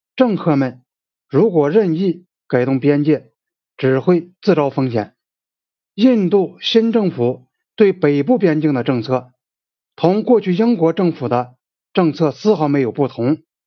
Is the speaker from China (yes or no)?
yes; China; 我们中国人